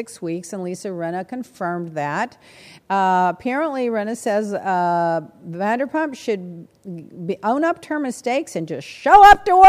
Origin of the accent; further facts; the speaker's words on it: Texas, United States; I'm from Texas